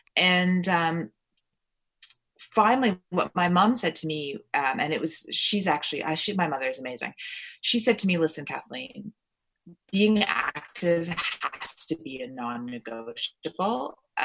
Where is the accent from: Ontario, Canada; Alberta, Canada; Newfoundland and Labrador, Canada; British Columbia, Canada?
Ontario, Canada; also born or lived in Toronto; Although I was born in Toronto, I lived in, you know, Stratford, Ontario, and London, Ontario, and Niagara-on-the-Lake and all these little places.